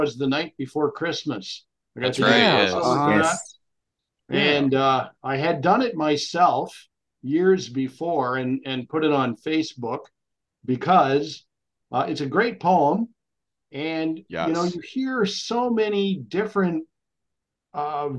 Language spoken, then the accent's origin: English; Cornwall, Ontario, Canada; also born or lived in Thunder Bay, Ontario / Ottawa; my family moved closer to Montreal, in a small town in Ontario called Cornwall. And I was raised right around there